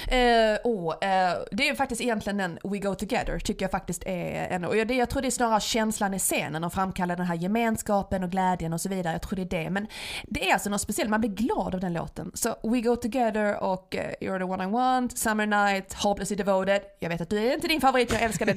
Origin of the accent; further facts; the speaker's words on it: Skåne, Sweden; accent: Scanian (skånska); jag pratar skånska när jag pratar svenska